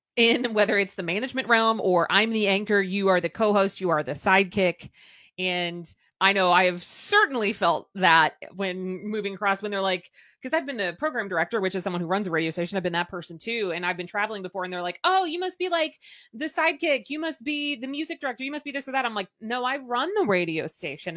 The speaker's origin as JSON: {"language": "English", "town": "Louisville", "region": "Kentucky", "country": "United States", "tie": "born or raised there", "said": "I have stayed here and it happens to be my hometown"}